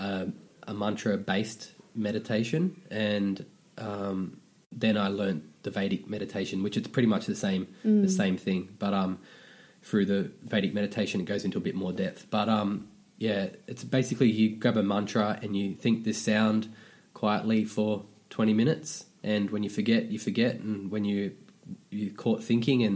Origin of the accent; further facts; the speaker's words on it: Sydney, New South Wales, Australia; I grew up in Western Sydney, So as a bogan